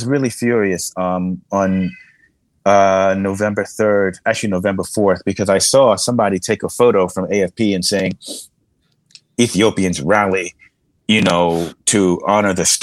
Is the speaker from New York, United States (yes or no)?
yes; New York, United States; in the US as a New Yorker